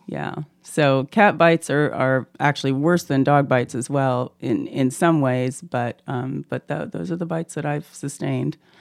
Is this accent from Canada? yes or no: yes; Canada; also born or lived in Auburn, Alabama, United States; now in Moscow, Idaho, United States; I'm originally from Canada, but went to school in Alabama